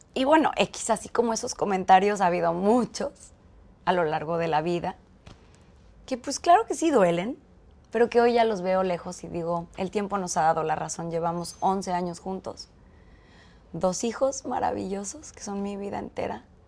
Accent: Mexico City, Mexico; also born or lived in Chiapas; Yo soy de Ciudad de México

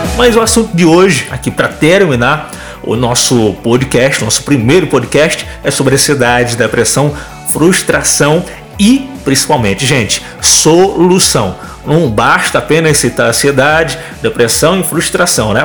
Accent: João Pessoa, Paraíba, Brazil; sou um paraibano sonhador mais pernambucano que você vai conhecer, tá? Nasci em João Pessoa

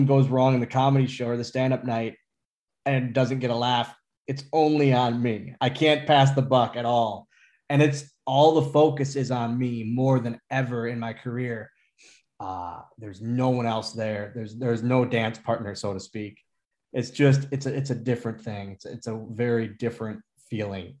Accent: Oshkosh, Wisconsin, United States; this one's in my hometown

